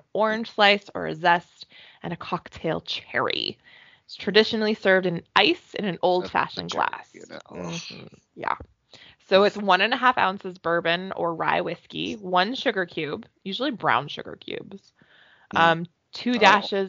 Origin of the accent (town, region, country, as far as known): Canada; accent: hick